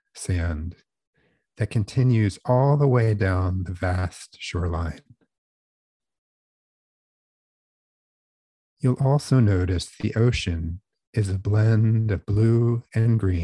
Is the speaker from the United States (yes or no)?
yes; New Jersey, United States; I grew up in South Jersey